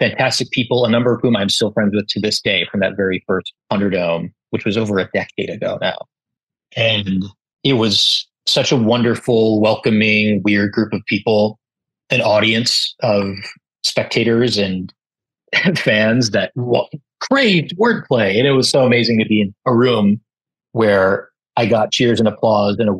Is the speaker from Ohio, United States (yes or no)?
no; Milwaukee, Wisconsin, United States; moved away; I'm from Milwaukee, Wisconsin, originally, and I was, I want to say, 3 or 4 years old